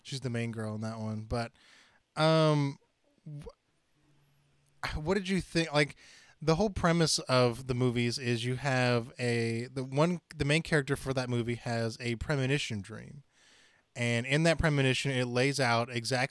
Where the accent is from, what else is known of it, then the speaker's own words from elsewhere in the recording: Chattanooga, Tennessee, United States; moved away; in my hometown, which I'm moving back to, so I guess I can say Chattanooga, Tennessee is where I was born